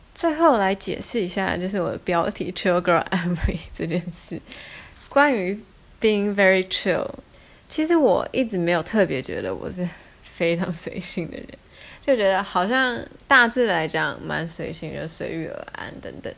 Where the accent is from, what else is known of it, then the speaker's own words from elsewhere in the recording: Hsinchu, Taiwan; now in Maassluis, Netherlands; 我们是新竹人